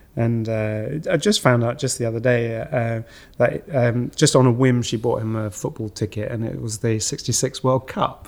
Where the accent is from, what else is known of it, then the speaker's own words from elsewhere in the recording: St Ives, East of England, United Kingdom; moved away as an adult; also born or lived in France; I was born in France, but I, I grew up in uh, just outside Cambridge